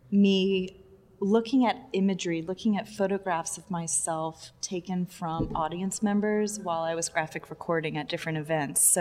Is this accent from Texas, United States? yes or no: yes; Texas, United States; now in New York, United States; I grew up in Texas.